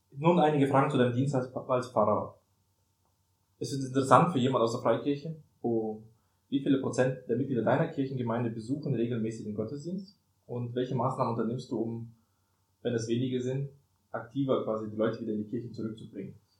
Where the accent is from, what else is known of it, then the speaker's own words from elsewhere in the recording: Germany; wir kommen ja aus Deutschland